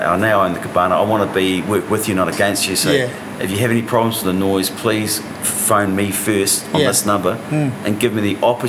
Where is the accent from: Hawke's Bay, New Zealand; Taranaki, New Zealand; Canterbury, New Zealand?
Hawke's Bay, New Zealand; growing up in Hawke's Bay, there were a lot of venues